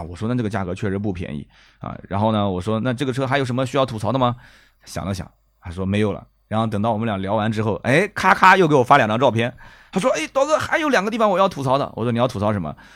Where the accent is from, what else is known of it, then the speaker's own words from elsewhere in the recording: Nanjing, Jiangsu, China; accent: Nanjing dialect; 我们南京话讲就P二部配啊